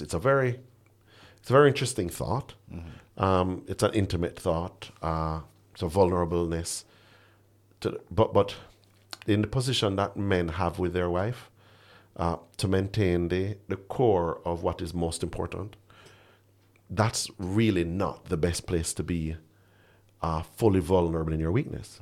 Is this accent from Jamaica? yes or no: yes; Jamaica; as a Jamaican man